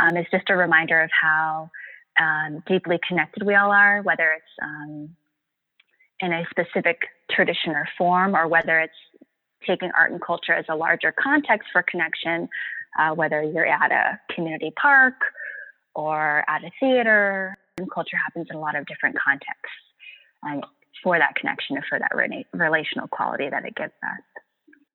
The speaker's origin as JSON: {"language": "English", "area": "San Francisco Bay Area", "region": "California", "country": "United States", "tie": "born or raised there", "said": "I grew up on Ohlone land, the ancestral and unceded lands of the Ohlone peoples here in the San Francisco Bay Area."}